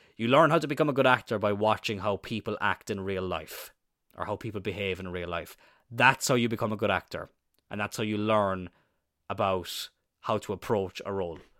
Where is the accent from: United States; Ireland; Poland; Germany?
Ireland; also born or lived in Wales; growing up in Ireland